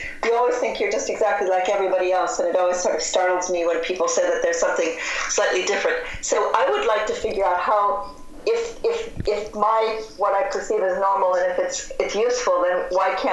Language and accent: English; Cedar Rapids, Iowa, United States; I'm from Cedar Rapids, Iowa, and I grew up in a town that was surrounded by cornfields